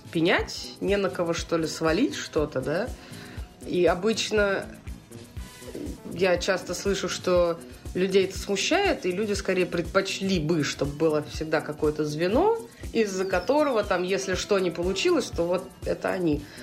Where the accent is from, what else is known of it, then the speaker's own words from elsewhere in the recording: Saint Petersburg, Russia; а я из Петербурга, и у нас мексиканский э, бар подвале.